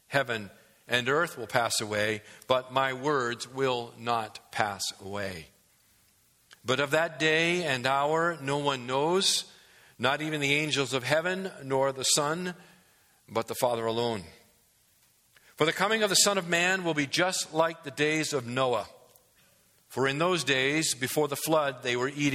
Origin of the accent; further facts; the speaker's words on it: New England, United States; as a young kid growing up in New England